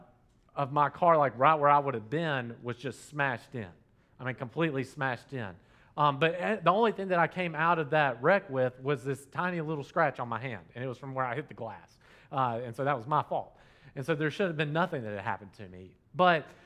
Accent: Dalton, Georgia, United States; I grew up here in Dalton, Georgia

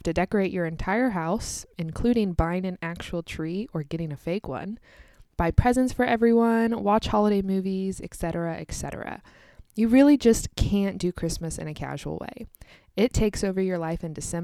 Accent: United States; also born or lived in Kansas

